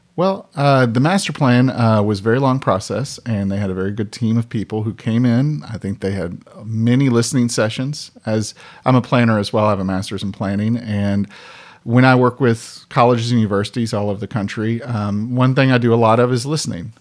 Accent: Frankfort, Kentucky, United States; we're both from Frankfurt, and we both lived here until we were eighteen

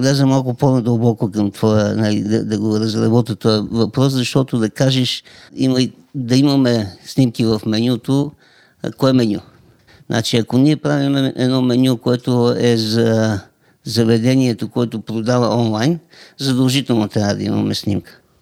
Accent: Montana Province, Bulgaria; аз съм от Монтана

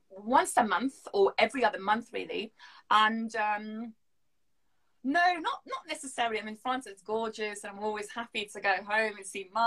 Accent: Syria; English is a second language; we started learning English, I believe, in Syria, so second year of, of primary school.

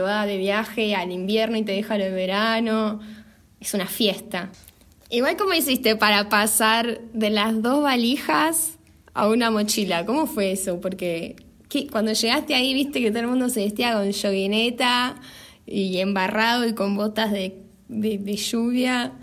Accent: Buenos Aires, Argentina; moved away as an adult; nosotras dos somos de Capital Federal

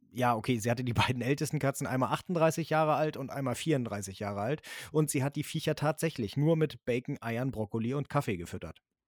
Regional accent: Germany; also born or lived in northern Germany; bei uns in Deutschland

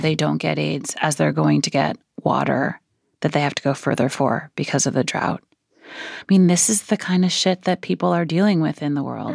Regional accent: New York City, New York, United States; I grew up in Brooklyn, a few blocks from where we're sitting now

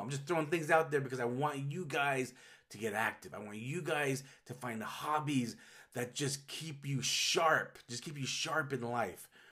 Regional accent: Utah, United States; the whole forty years I've lived in Utah.

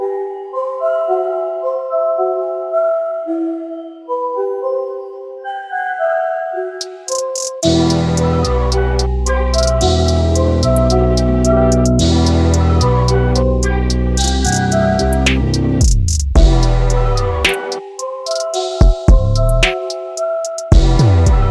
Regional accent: Laredo, Texas, United States; now in Brooklyn, United States; I am originally from Laredo, but I am now living in Brooklyn.

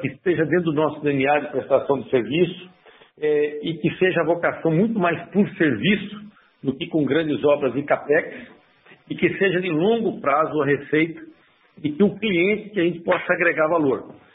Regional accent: Brazil; como brasileiro e empresário

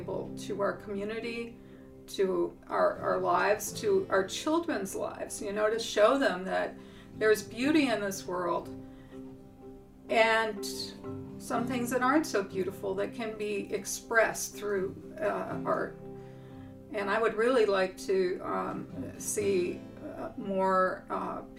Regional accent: North Dakota, United States; moved away as an adult; now in York, United States; I'm from North Dakota. Okay. Originally

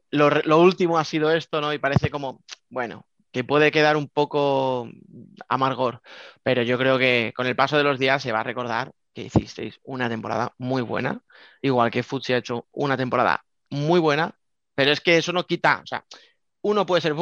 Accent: Alcorcón, Community of Madrid, Spain; es que soy de Alcorcón, bueno, ahí está

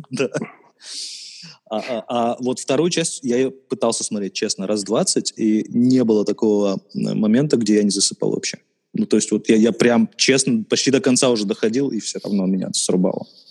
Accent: Khabarovsk, Khabarovsk Krai, Russia; я коренной хабаровчанин

